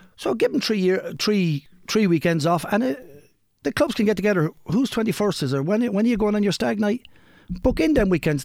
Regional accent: Kilkenny, Leinster, Ireland; I'm from Kilkenny, hurling stronghold

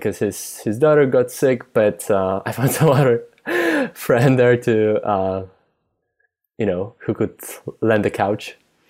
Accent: Poland; English is a second language; he didn't notice I was Polish

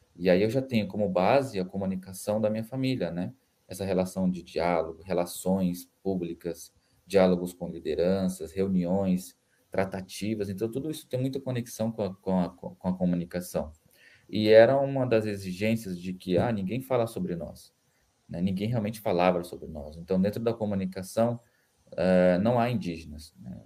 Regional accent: Campo Grande, Mato Grosso do Sul, Brazil; Nasci em Campo Grande, oriundo da terra indígena Caxirinha, é, eh, Mato Grosso do Sul

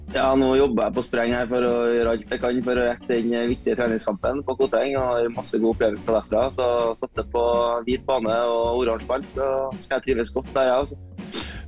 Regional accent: Trøndelag, Norway; som trønder så er jeg oppvokst

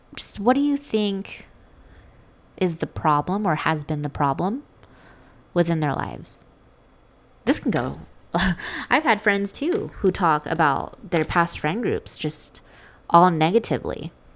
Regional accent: Las Vegas, Nevada, United States; I'm from Vegas

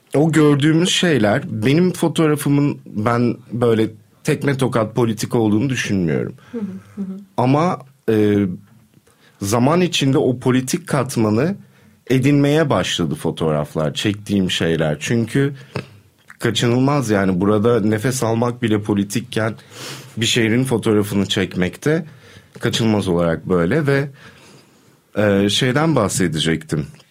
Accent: Istanbul, Turkey; burada doğdum, burada büyüdüm ve 20'lerimi burada kaybettim

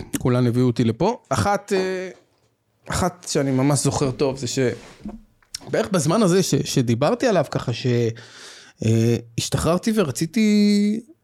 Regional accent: Tel Aviv, Tel Aviv District, Israel; אני גדלתי בצפון תל אביב, בשכונה מוכרת שקוראים לה רמת אביב

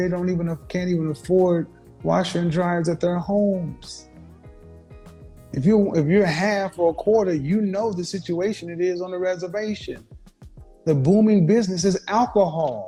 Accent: Oklahoma, United States; I'm from Oklahoma.

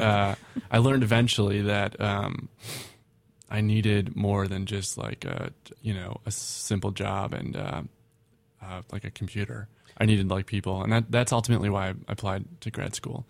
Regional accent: Minneapolis, Minnesota, United States; I'm from Minneapolis

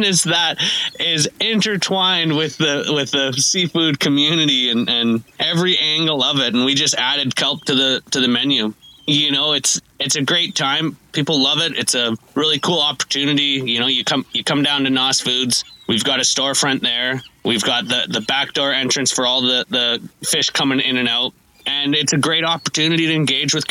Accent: Tofino, British Columbia, Canada; I grew up here in Tofino

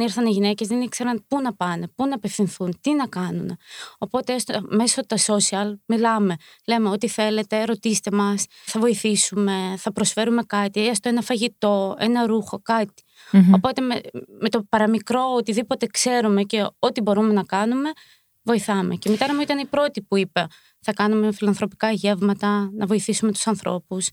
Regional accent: Ukraine; now in Greece; είμαστε από την Ουκρανία και έχουμε έρθει λόγω του πολέμου

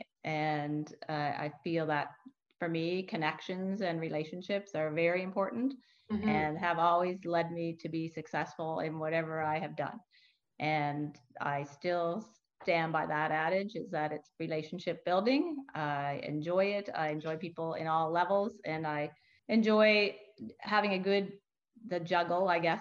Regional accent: New Brunswick, Canada; moved away as an adult; now in Halifax, Canada; I'm not from here, I'm from New Brunswick.

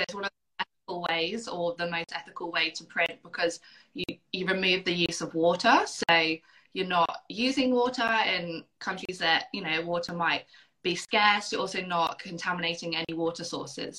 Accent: United Kingdom; moved away as an adult; now in Perth, Australia; I grew up on an island close to the sea

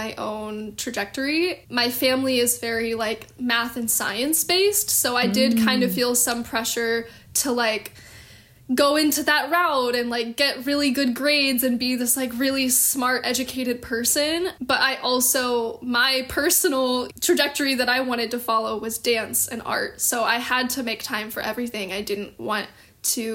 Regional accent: Dallas, Texas, United States; now in Los Angeles, United States; I'm originally from Dallas, Texas, born and raised

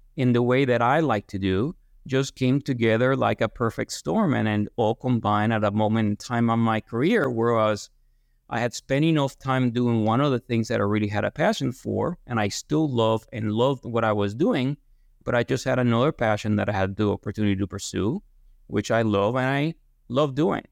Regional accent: Guaynabo, Puerto Rico; moved away as an adult; also born or lived in Lexington, Kentucky; now in Ithaca, United States; I'm born and raised in, in Guaynabo, Puerto Rico, just southwest of San Juan

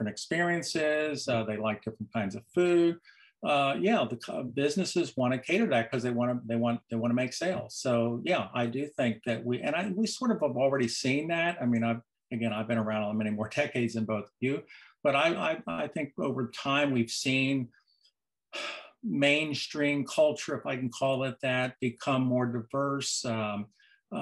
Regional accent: Cincinnati, Ohio, United States; that's where I'm from. I grew up in Cincinnati, and I grew up in the 50s and 60s there

